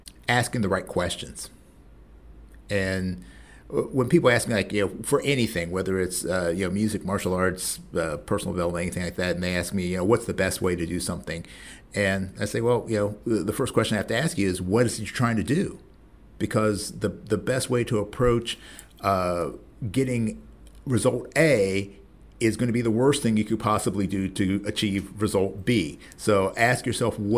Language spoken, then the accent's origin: English; Columbus, Ohio, United States; my hometown of Columbus